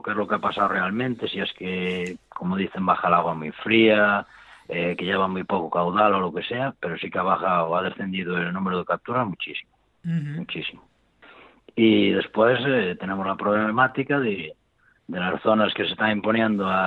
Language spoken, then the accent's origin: Spanish; Ourense, Galicia, Spain; Sí, que yo soy de aquí, de Orense, de Galicia.